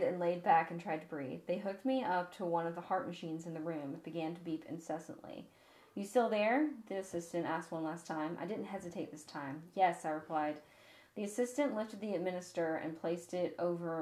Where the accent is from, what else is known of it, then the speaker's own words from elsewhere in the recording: the South, United States; we are Southern here